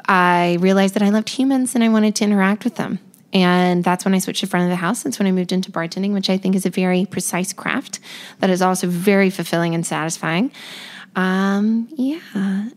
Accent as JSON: {"language": "English", "region": "North Carolina", "country": "United States", "tie": "born or raised there", "also_born_or_lived": "Hawaii / District of Columbia, United States / Belgium", "said": "So I had a home with my mom. My parents weren't together, but so I grew up in North Carolina, I would say, but I was lucky enough to move to Hawaii and DC and Belgium"}